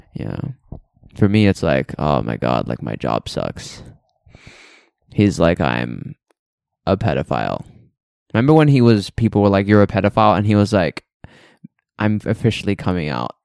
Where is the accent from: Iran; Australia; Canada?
Australia; moved away; I'm from Australia